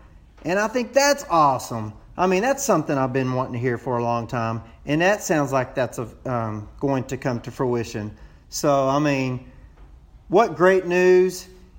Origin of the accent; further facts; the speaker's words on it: Texas, United States; accent: Texas; I hope you don't mind hearing my Texas accent. I kind of feel a little out of place, on the show, on your 100th episode, all these voices with these foreign accents, and here I am with my long-drawn accent.